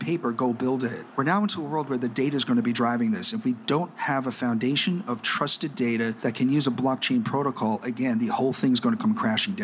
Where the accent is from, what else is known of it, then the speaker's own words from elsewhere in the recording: New York City, New York, United States; moved away; also born or lived in Shanghai, China; I was born and bred in New York City